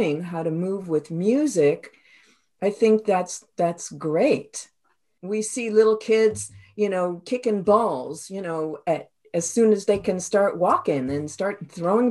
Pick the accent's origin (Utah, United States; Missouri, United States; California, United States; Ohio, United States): Ohio, United States; Toledo; first language English; moved away as an adult; also born or lived in New York; now in Canada; I'm originally from Toledo, Ohio